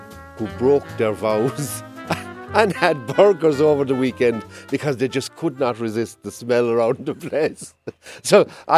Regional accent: Charleville, Munster, Ireland; I was born and bred in Charleville, about 10 miles away

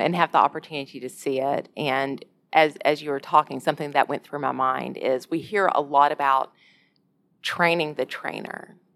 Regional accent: Alabama, United States; I'm from Alabama

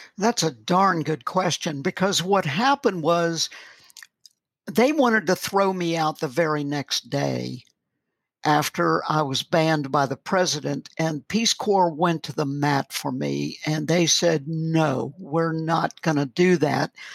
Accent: the South, United States; moved away as an adult; also born or lived in Malawi; I'm an American

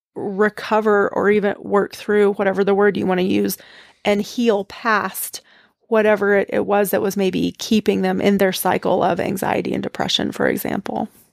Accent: East Tennessee, United States; I grew up in the Southern Baptist Church in East Tennessee

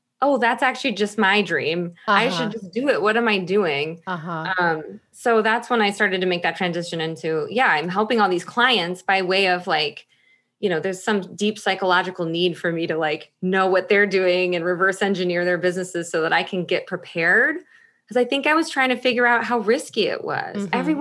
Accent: Michigan, United States; moved away as an adult; also born or lived in Chicago, Illinois; now in Washington, United States; I lived in Chicago for 20 years. I'm originally from Michigan.

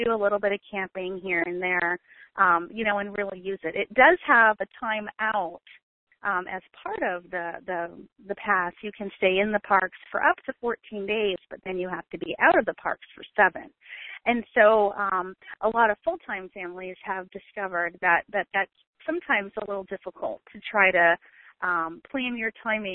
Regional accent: Maine, United States; moved away as an adult; we're from Maine originally, so we launched out of Maine in New England in the summer

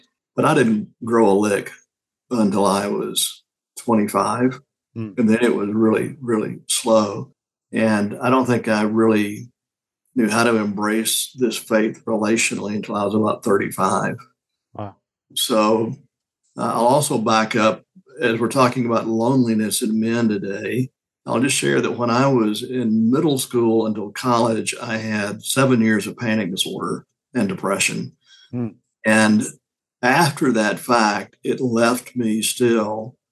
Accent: Deep South, United States; growing up in the Deep South

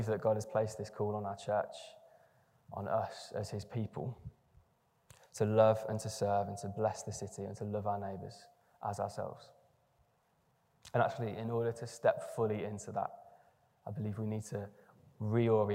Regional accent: England, United Kingdom; if you're English in the room, I am as well

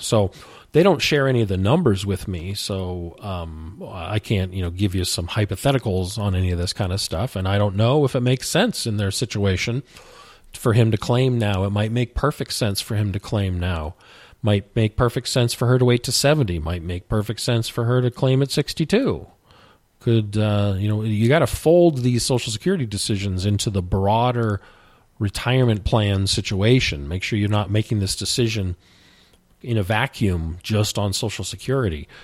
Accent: the West, United States; I grew up in the West

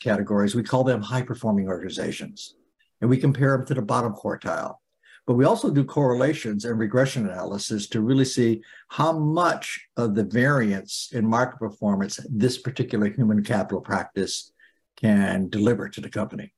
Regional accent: Turners Falls, Massachusetts, United States; I grew up in Turner's Falls

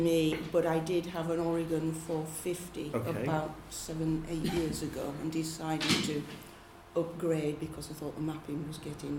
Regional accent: Yorkshire and the Humber, United Kingdom; I'm from East Yorkshire and in the past have done a lot of walking. Now I'm retired

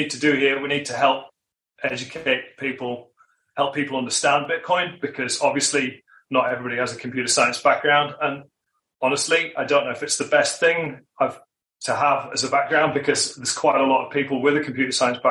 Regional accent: United Kingdom; moved away as an adult; also born or lived in Australia; now in Queenstown, New Zealand; I'm originally from the UK

